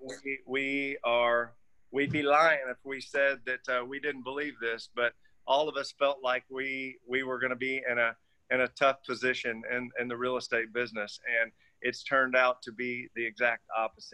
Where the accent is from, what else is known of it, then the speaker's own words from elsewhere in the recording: United States; being an American